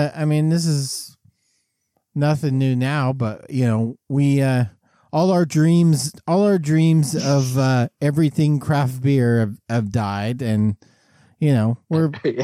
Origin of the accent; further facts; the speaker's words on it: England, United Kingdom; also born or lived in Australia; I'm from England, but I lived in Australia for a little while, and then I came back, and now I sound like this, all right?